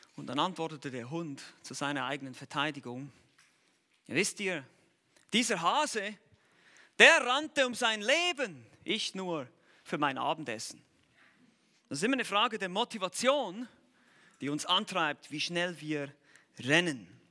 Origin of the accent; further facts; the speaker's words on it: Switzerland; wir Schweizer